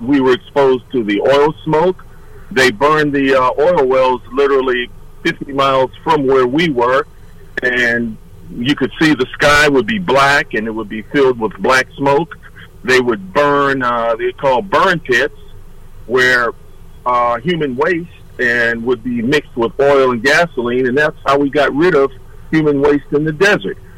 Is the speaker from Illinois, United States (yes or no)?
no; Detroit, Michigan, United States; also born or lived in Nashville, Tennessee; I'm from Detroit, Michigan